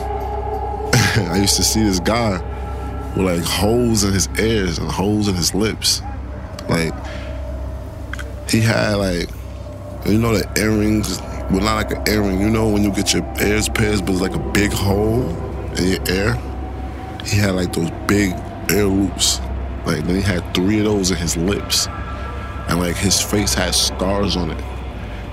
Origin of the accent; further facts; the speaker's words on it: New York City, New York, United States; I grew up in Brooklyn, New York, East Flatbush to be exact